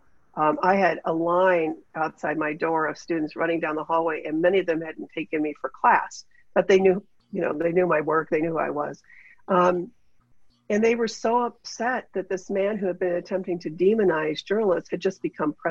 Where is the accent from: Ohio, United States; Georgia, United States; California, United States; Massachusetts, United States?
Ohio, United States; Ashtabula; now in Cleveland, United States; I grew up in Ashtabula. I grew up in Ashtabula County.